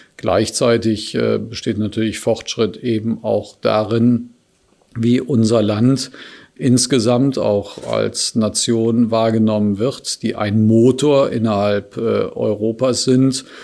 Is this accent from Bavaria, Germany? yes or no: no; Cologne, North Rhine-Westphalia, Germany; in meiner Heimatstadt, insbesondere in die Kölner Südstadt